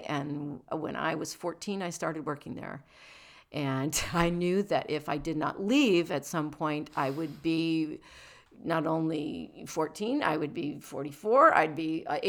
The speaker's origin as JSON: {"language": "English", "town": "Rockford", "region": "Illinois", "country": "United States", "tie": "born there", "said": "I was born in Northern Illinois"}